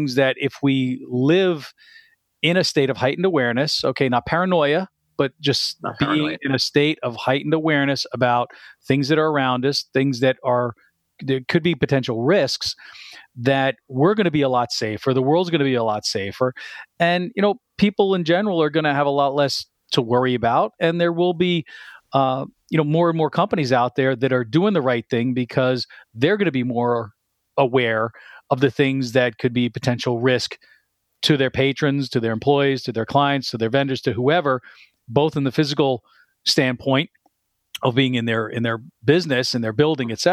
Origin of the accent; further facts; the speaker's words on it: New Jersey, United States; I'm also a Jersey boy. I grew up in North Jersey